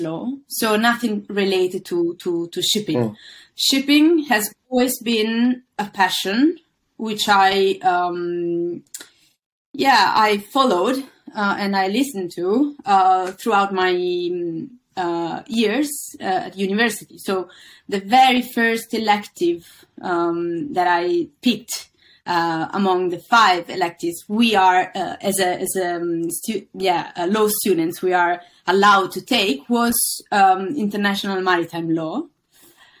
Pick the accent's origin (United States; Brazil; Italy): Italy; Milan, Lombardy; moved away as an adult; now in London, United Kingdom; I was born and raised in Milan